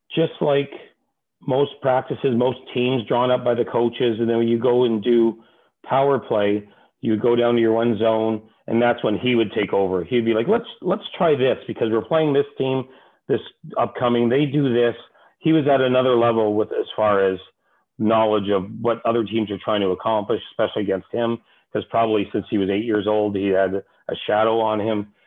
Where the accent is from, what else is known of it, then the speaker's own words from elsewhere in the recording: Toronto, Ontario, Canada; moved away as an adult; also born or lived in Los Angeles, United States; I grew up in Toronto